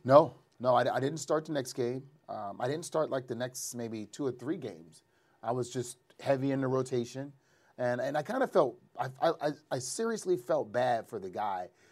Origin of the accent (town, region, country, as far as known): New Orleans, Louisiana, United States; born or raised there